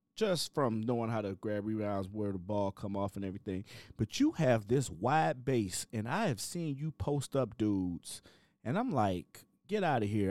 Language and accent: English; Cleveland, Ohio, United States; moved away; also born or lived in Chicago, Illinois; I'm from Cleveland, Ohio. I got to Chicago, Illinois, and I got sent straight to the West Side